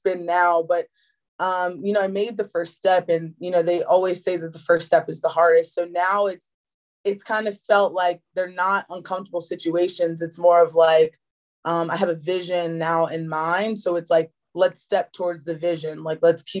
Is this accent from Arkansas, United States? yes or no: no; Chestertown, Maryland, United States; I grew up on the Eastern Shore of Maryland, Chestertown specifically